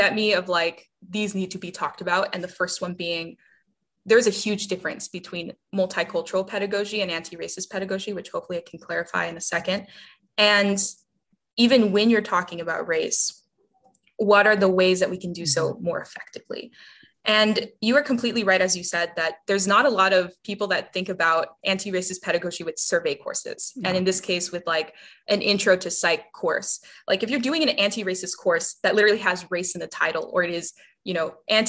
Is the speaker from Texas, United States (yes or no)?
yes; South Texas, United States; I'm a Latina from South Texas who grew up in an interesting class circumstance